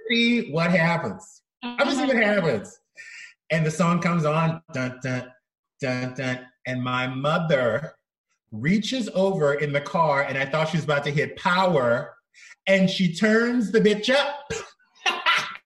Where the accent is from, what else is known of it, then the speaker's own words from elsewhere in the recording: South Louisiana, United States; moved away; I'm from South Louisiana